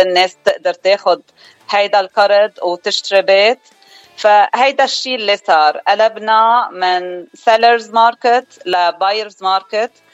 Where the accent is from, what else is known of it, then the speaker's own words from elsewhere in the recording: Beirut, Beirut Governorate, Lebanon; moved away as an adult; now in Arizona, United States; أنا من لبنان الأصل من جبال خلقانة ببيروت وقضيت أكترية حياتي ببيروت